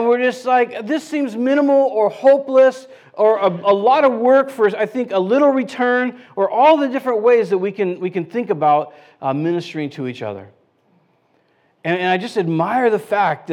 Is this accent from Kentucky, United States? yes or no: no; California, United States; I'm from California